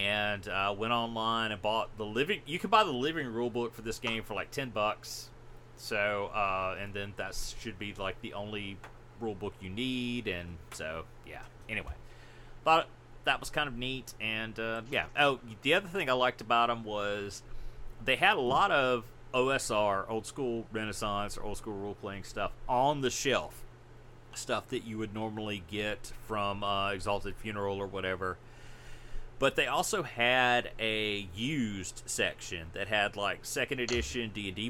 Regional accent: Mississippi, United States; I'm from Mississippi

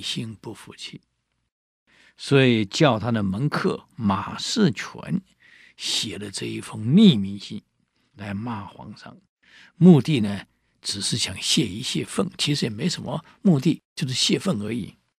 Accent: Taiwan; 我们台湾人

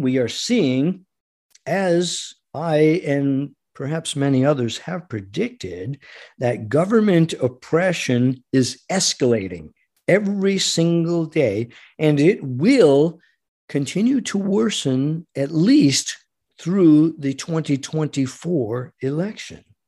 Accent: United States; as an American

